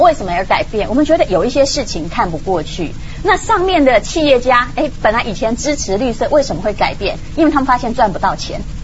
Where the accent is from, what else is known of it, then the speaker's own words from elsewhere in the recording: Taiwan; 我是台湾人